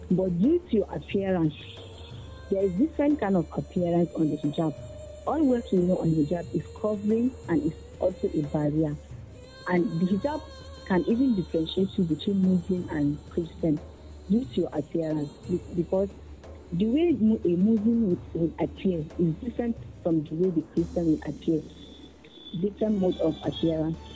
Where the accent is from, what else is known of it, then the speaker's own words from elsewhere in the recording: Niger State, Nigeria; I'm from Niger State